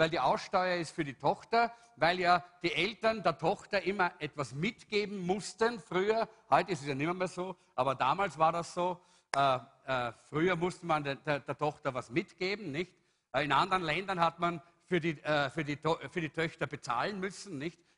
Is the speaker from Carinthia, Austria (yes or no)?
no; Salzburg, Austria; Äh, ich bin aus Salzburg, da, war, da ist es noch ein, ein übliches Wort.